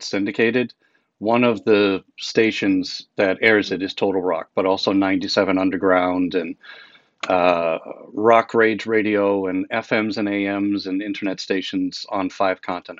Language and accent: English; Boston, Massachusetts, United States; now in Portland, United States; Yeah, so I'm a transplant. I'm originally from Boston.